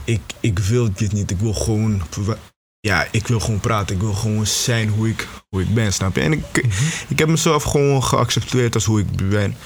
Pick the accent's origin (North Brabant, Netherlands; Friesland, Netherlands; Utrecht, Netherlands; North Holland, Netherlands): North Holland, Netherlands; Beverwijk; moved away as an adult; now in Tilburg, Netherlands; ik kom eigenlijk uit, uh, uit Beverwijk